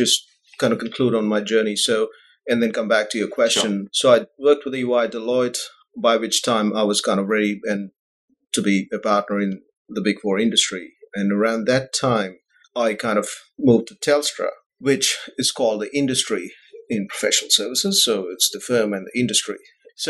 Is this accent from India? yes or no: yes; New Delhi, Delhi, India; moved away as an adult; also born or lived in Bahrain; I was born in India and grew up there.